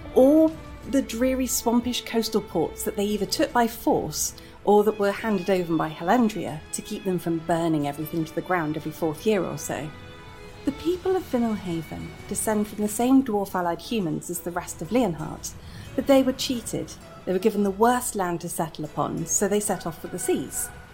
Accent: United Kingdom; my home country of the UK

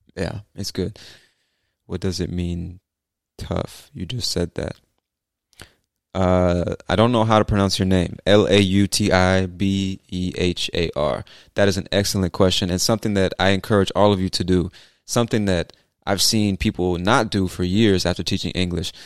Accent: California, United States; now in Georgia, United States; I'm from the U S, but I've lived in a bunch of different cities. So, I spent the first half of my life in California and the second half in Georgia.

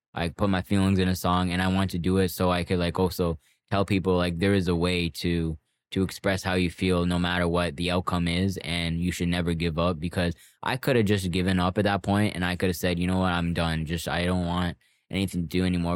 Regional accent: Toronto, Ontario, Canada; I grew up in Scarborough Port Union

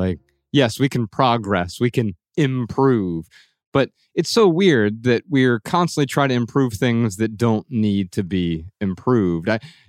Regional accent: Dayton, Ohio, United States; yeah, Dayton.

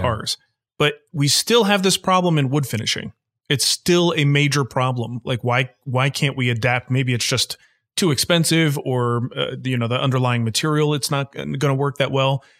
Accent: New Jersey, United States; now in Pittsburgh, United States; I was born in New Jersey

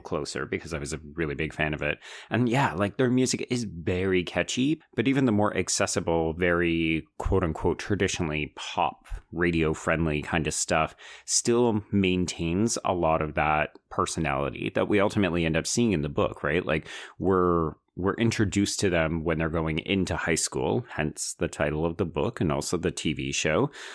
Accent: Calgary, Alberta, Canada; I grew up in Calgary

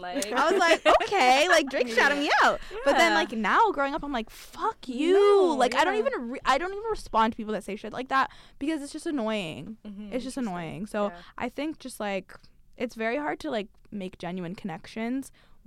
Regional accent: London, United Kingdom; we grew up in London. Amal actually grew up in London too.

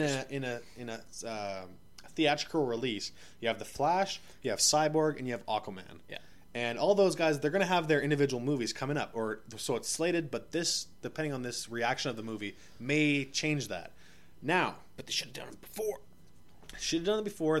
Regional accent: Ottawa, Ontario, Canada; also born or lived in Yellowknife; I'm from Ottawa, obviously, but recording from out of Yellowknife

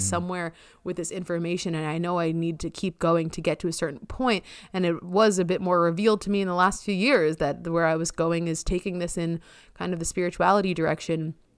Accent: Long Island, New York, United States; also born or lived in Amherst, Massachusetts; where I grew up on Long Island is very competitive.

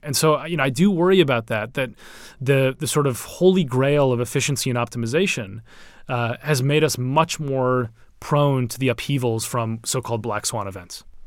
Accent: Minneapolis, Minnesota, United States; now in London, United Kingdom; I'm from Minneapolis

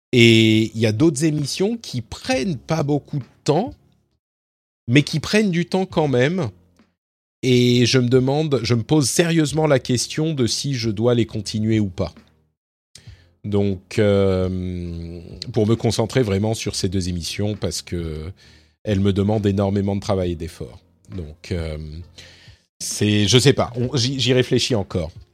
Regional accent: France; moved away as an adult; j'ai quitté la France en 2016.

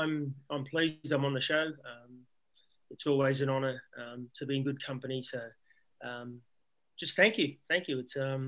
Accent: Canberra, Australian Capital Territory, Australia; I grew up in Canberra, which was, if you played football, it was Wogball. It was a pretty, Canberra back then wasn't a cool place if you were a migrant

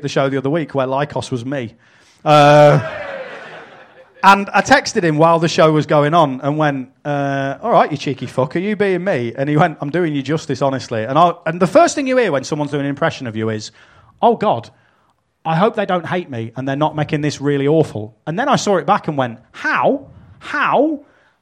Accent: United Kingdom; we're British

